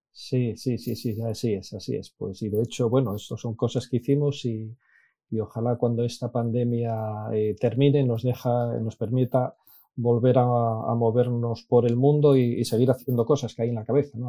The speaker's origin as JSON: {"language": "Spanish", "town": "Infiesto", "region": "Asturias", "country": "Spain", "tie": "born or raised there", "accent": "Asturian", "said": "Muy, muy asturiano, nací efectivamente en, en Infiesto."}